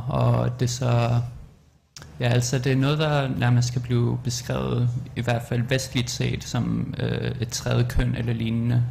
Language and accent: Danish; Greenland; also born or lived in Amsterdam, Netherlands; now in Denmark; jeg er fra Nunakbut, og jeg siger, at jeg er Inuk